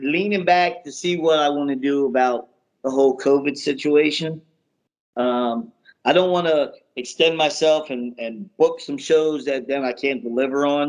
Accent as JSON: {"language": "English", "town": "Downingtown", "region": "Pennsylvania", "country": "United States", "tie": "born or raised there", "said": "I'm born and bred in Downingtown, Pennsylvania"}